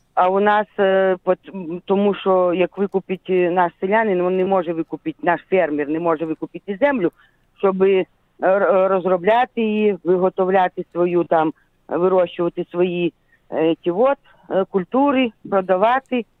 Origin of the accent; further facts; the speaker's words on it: Zhytomyr Oblast, Ukraine; Я Житомирська область